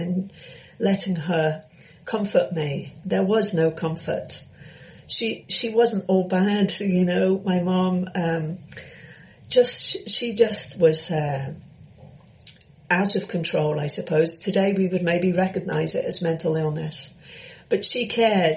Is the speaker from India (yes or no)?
no; London, United Kingdom; I was born in London